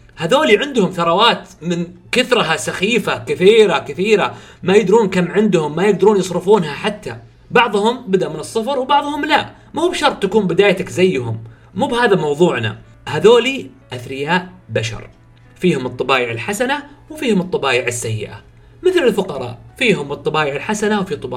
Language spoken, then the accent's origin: Arabic; Saudi Arabia; عندنا في السعوديه